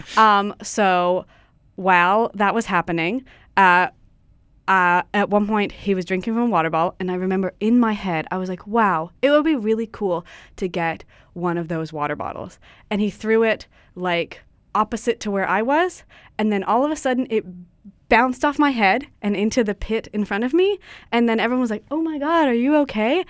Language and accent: English; Ladysmith, British Columbia, Canada; I'm from Vancouver Island